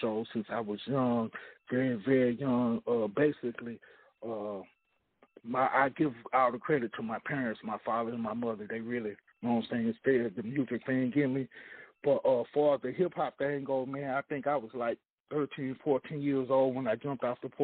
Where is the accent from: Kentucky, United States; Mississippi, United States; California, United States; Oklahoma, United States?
Mississippi, United States; Pascagoula; now in Austin, United States; I'm originally from the Mississippi Gulf Coast, Pascagoula, Mississippi